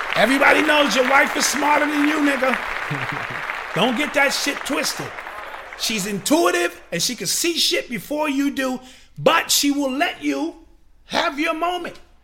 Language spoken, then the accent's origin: English; New York City, New York, United States; the era in which I grew up in New York City